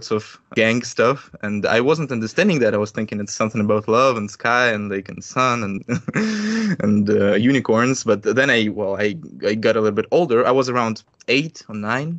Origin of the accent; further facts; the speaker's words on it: Russia; I'm a musician from Russia